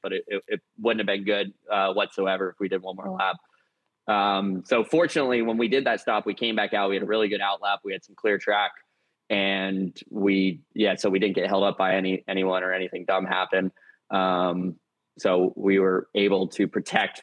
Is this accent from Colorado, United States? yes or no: no; Jupiter, Florida, United States; grew up in Jupiter, Florida